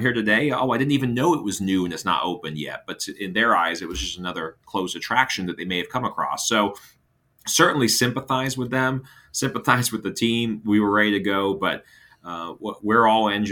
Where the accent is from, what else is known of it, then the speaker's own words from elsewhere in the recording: Hampton Roads, Virginia, United States; now in Orlando, United States; my hometown in Hampton Roads, Virginia